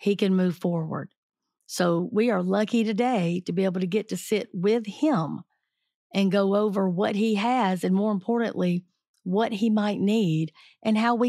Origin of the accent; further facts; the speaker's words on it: Fulton County, Georgia, United States; my hometown court system